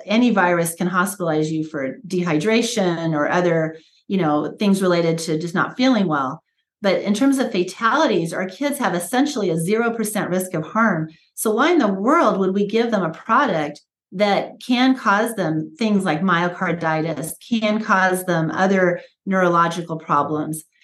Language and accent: English; United States; I was born here in America uh, after they moved here, immigrated here and i was born and raised in a just a real traditional american way